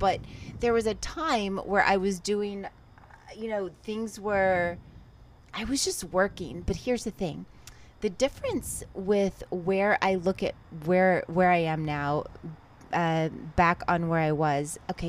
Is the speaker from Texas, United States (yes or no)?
yes; Texas, United States; moved away as an adult; also born or lived in Ventura, California; now in Los Angeles, United States; So I moved from Texas. I grew up in Texas, and then I moved to Los Angeles.